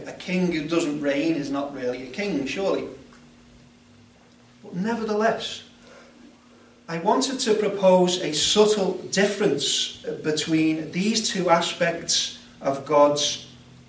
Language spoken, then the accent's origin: English; United Kingdom; I'm a British subject